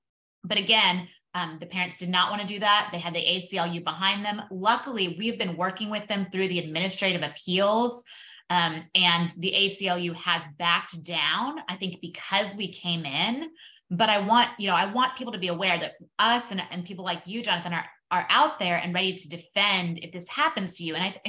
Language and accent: English; Texas, United States; I'm from Texas